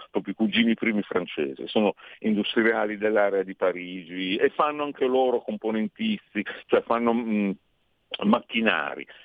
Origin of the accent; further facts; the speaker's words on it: Bari, Apulia, Italy; moved away as an adult; now in Milan, Italy; però vengo da Bari, eh, son, son, mi sono trasferito qui a, 20, a 30 anni, e adesso ne ho 50, io rimango uno che si mangia il polpo crudo